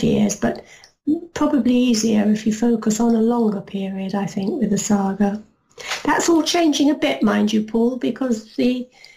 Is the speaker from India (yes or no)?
no; London, United Kingdom; family are EastEnders. We came from the Isle of Dogs